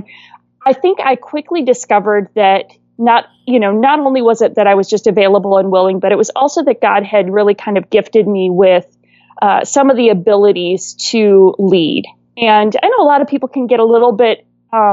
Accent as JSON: {"language": "English", "region": "Wisconsin", "country": "United States", "tie": "born or raised there", "also_born_or_lived": "California", "moved": "yes", "said": "I was born and raised in Wisconsin and swore I'd never move back"}